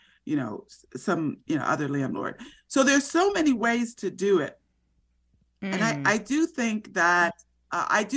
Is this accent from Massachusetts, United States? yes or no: no; Florida, United States; when I was growing up in Florida